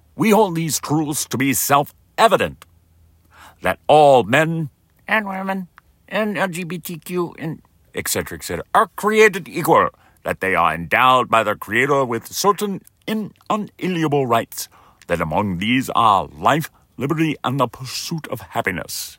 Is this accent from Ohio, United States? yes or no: no; West Texas, United States; I'm from West Texas